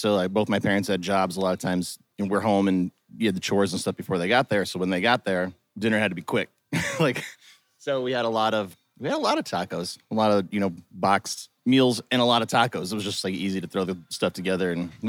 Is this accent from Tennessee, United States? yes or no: no; Omaha, Nebraska, United States; So if you have never had the opportunity to visit lovely Omaha, Nebraska, the whole town was built around the stockyards industry right by the Union Pacific Railroad.